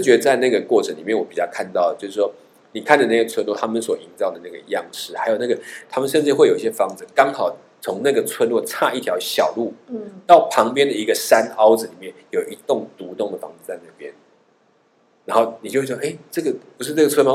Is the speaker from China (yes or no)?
no; Taiwan; 我们是台湾来的